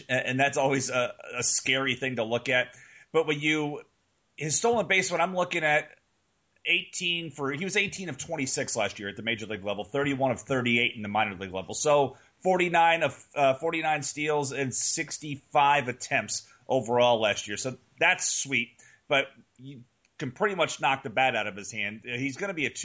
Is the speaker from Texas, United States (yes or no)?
yes; Houston, Texas, United States; this is my childhood team. I grew up in Houston